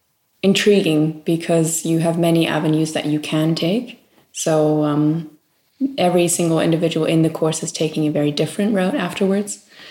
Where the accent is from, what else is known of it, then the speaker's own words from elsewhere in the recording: Maui, Hawaii, United States; Well, I think growing up in Maui, Hawaii is, of course, something very different than...